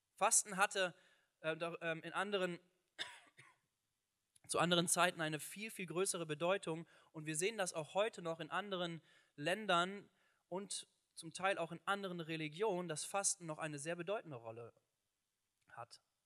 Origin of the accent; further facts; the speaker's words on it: Germany; bei uns in Deutschland